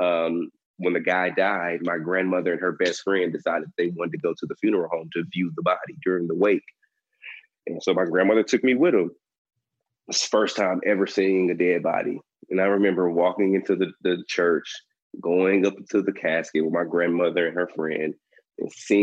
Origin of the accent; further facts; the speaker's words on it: Dallas, Texas, United States; I'm from Dallas, Texas